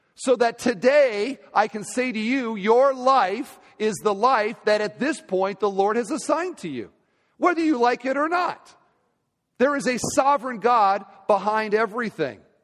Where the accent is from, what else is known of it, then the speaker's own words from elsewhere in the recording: Iowa, United States; moved away; Iowa, my home state.